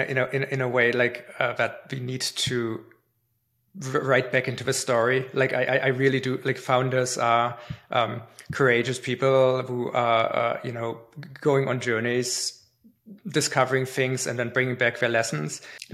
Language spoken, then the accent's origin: English; Canada; But like if Germany plays Canada in hockey, I'm Canadian, right?